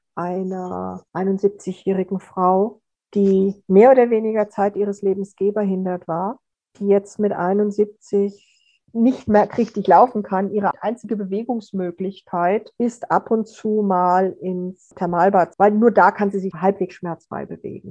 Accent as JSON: {"language": "German", "country": "Austria", "said": "bei uns in Österreich"}